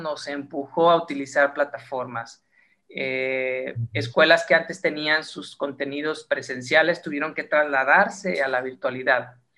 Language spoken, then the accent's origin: Spanish; Mexico; como mexicanos tenemos una creatividad muy particular y muy especial